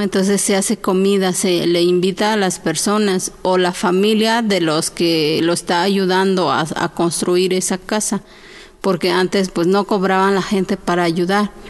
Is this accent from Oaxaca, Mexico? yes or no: yes; Oaxaca, Mexico; hablo la lengua chinanteca, soy de Oaxaca